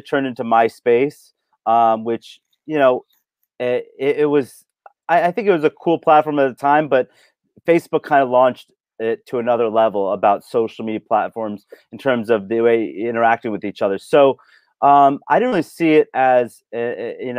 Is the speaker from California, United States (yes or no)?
yes; Los Angeles, California, United States; also born or lived in Indiana; born and raised in Los Angeles